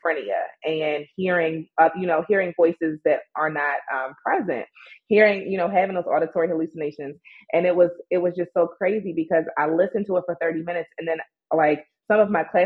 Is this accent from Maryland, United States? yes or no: yes; Baltimore, Maryland, United States; I was raised and born in Baltimore, Maryland